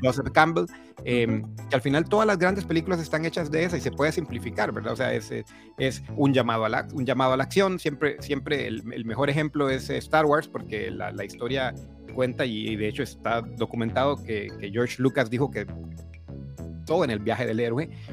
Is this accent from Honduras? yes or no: yes; Honduras; moved away as an adult; now in Costa Rica; Soy, soy hondureño de nacimiento, aunque vivo en Costa Rica hace 22 años.